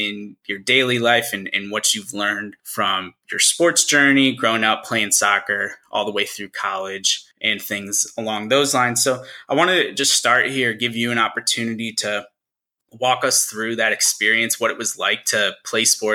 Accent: Syracuse, New York, United States; moved away; back in Syracuse, New York, my hometown

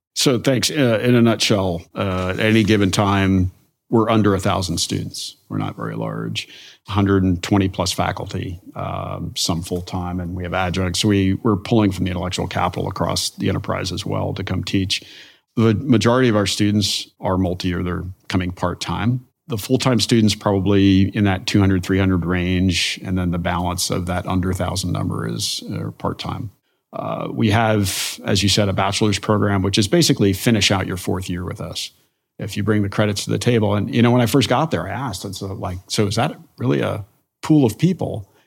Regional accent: Denville, New Jersey, United States; moved away; I am from Northwest New Jersey, from Denville, New Jersey. It's on the, was at the time, kind of the, the edge of rural and suburban where they meet. So grew up in a place, we had acres

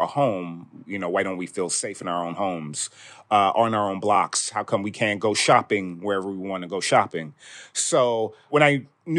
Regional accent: Chicago, Illinois, United States; I lived South Shore there most of my early adult life

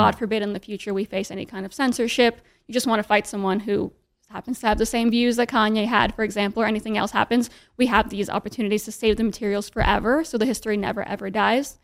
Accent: New York City, New York, United States; I was, like, very, very lucky growing up in New York City.

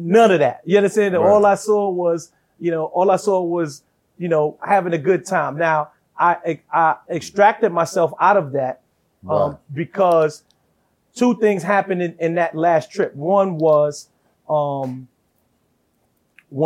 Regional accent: New York, United States; I'm a young kid from New York

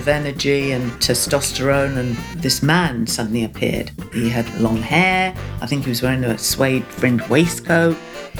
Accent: Portsmouth, South East England, United Kingdom; born there; I was born in Portsmouth on the south coast of England. In 1949, I have a vague memory of the greyness, the bomb sites.

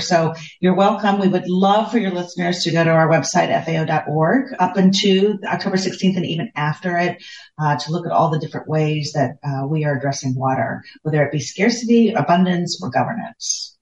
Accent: United States; moved away; my home country of the United States

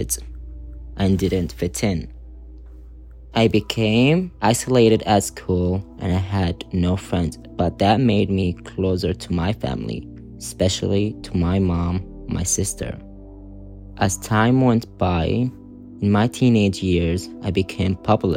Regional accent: Saudi Arabia; now in United Kingdom; Growing up in Saudi as a queer person

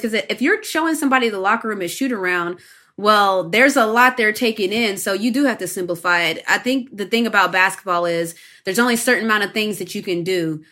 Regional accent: West Virginia, United States; moved away as an adult; I grew up in West Virginia

